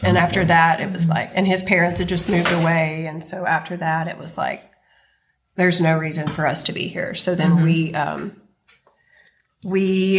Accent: Florida, United States; I grew up here, actually.

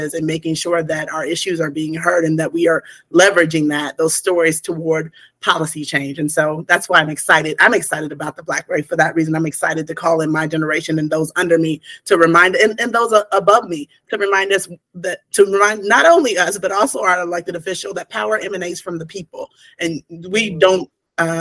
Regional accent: Portsmouth, Ohio, United States; I'm an Appalachian girl. I grew up in Southern Ohio, Portsmouth, Ohio

